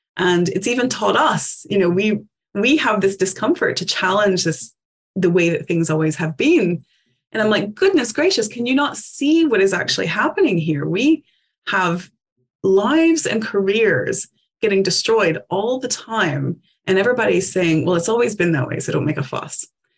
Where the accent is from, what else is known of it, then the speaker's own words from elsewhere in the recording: Appalachia, United States; because I grew up in the Appalachian Mountains. My mom didn't have access to running water until she started high school. We are mountain people.